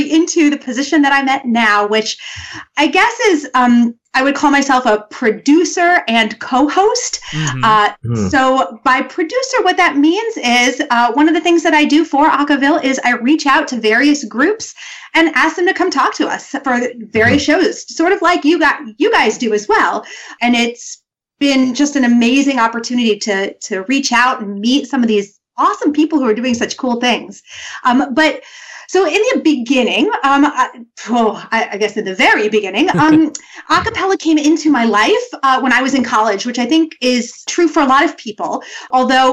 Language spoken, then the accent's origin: English; New York, United States; now in DC area, United States; I'm from New York